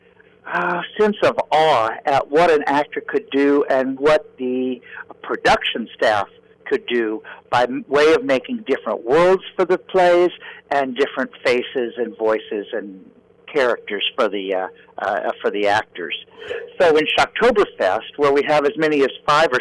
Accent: Kansas City, Missouri, United States; I grew up in Kansas City, Missouri

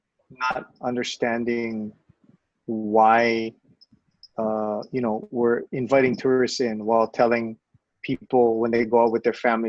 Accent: Hawaii, United States; Oh, no, we're from Hawaii because we're trying to get back home.

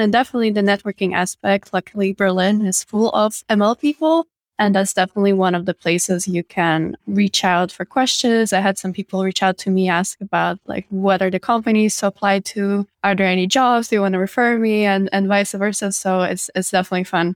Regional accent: Riga, Latvia; data science in my hometown

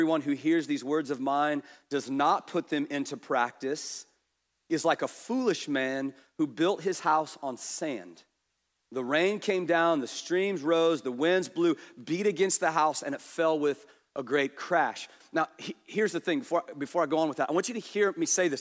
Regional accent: Kansas, United States; we're from Kansas.

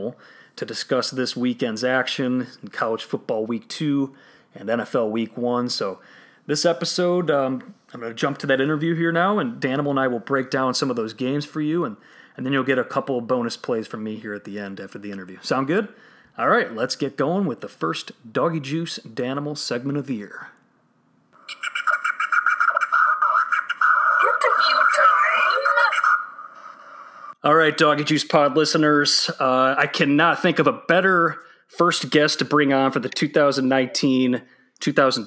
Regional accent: Chicago, Illinois, United States; my hometown Chicago Bears

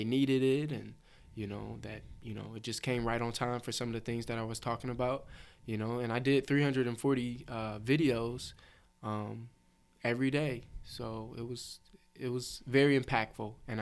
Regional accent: Cleveland, Ohio, United States; I'm from Cleveland

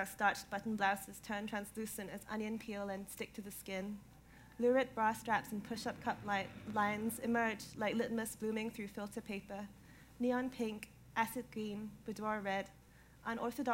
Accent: Singapore; moved away as an adult; now in London, United Kingdom; I grew up in Singapore. I spent the first 19 years of my life there

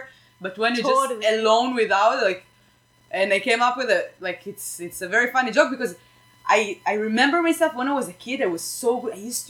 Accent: Israel; Why do you hate Israel? I'm from Israel.

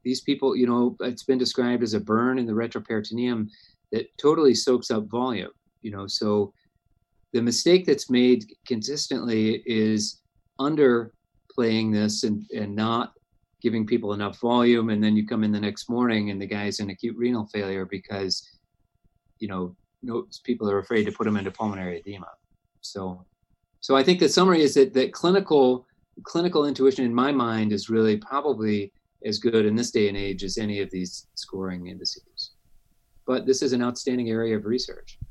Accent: Cleveland, Ohio, United States; moved away as an adult; also born or lived in Toledo, Ohio; now in Indiana, United States; I grew up in Cleveland, Ohio

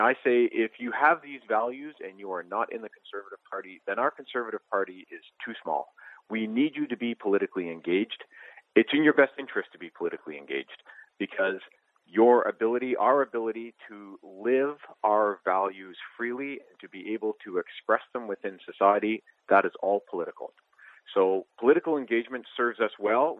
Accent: Canada; I am Canadian

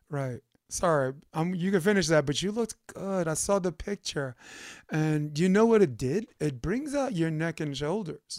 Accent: New York City, New York, United States; moved away as an adult; now in California, United States; I'm from Brooklyn

